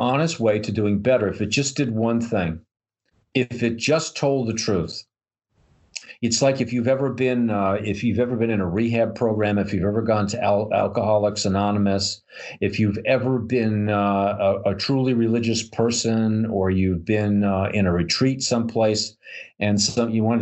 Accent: New York, United States; I'm from New York

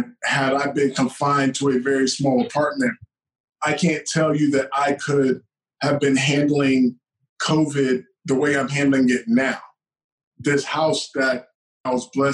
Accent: Georgia, United States; I'm from Georgia

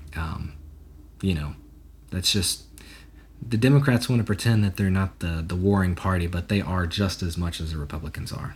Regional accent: Nashville, Tennessee, United States; born and raised in Nashville, Tennessee, and uh, been here my entire life

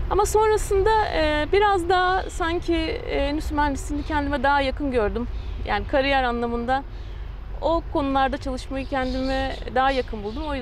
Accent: Ankara, Turkey; also born or lived in Istanbul; 41 yaşındayım. İstanbul doğumluyum. E, Ortaokul, liseyi Ankara'da okudum.

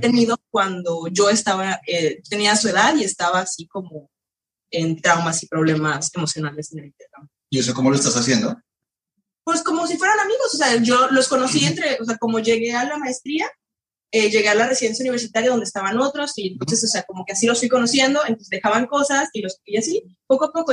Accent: Mexico; moved away as an adult; now in France; yo de todas formas siendo mexicana

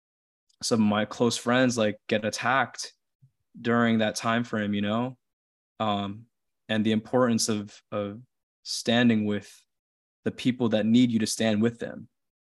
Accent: Philippines; influenced by me coming to terms with my identity as a Filipino

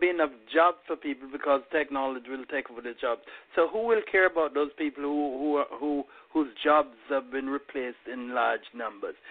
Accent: Kingston, Jamaica; moved away as an adult; also born or lived in Mandeville, Jamaica / Washington D.C., United States; I was born in Kingston and spent uh, most of my youth there. I went to KC for three years. Then we moved to Mandeville, and I went to Manchester High School

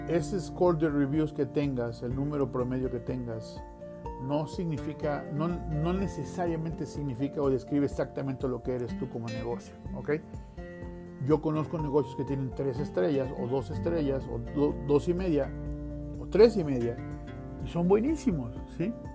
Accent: Mexico; yo soy mexicano

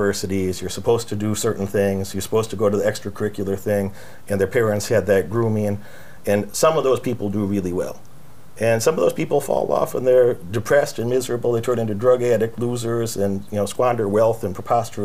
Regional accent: United States; I grew up in American poverty

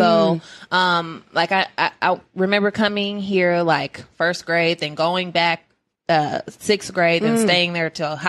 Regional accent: Inglewood, California, United States; now in Atlanta, United States; I was born in California. Mm. Inglewood, California.

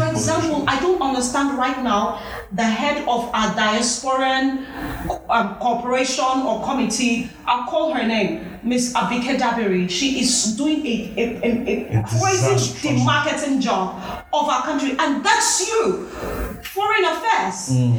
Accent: Nigeria; Those people make me so proud to be a Nigerian

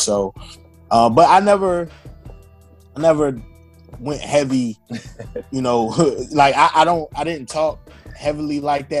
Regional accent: Virginia, United States; also born or lived in North Carolina; I didn't talk like I was from North Carolina, but I didn't really talk like I was from Northern Virginia.

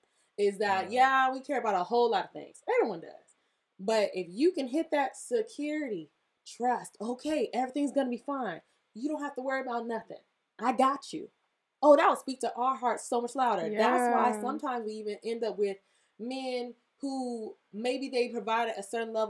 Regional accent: the South, United States; I was from the South

